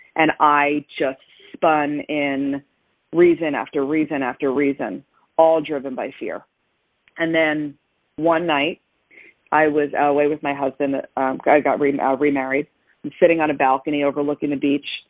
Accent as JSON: {"language": "English", "region": "New Jersey", "country": "United States", "tie": "born or raised there", "moved": "yes", "lives_now": "Florida, United States", "said": "I grew up in New Jersey"}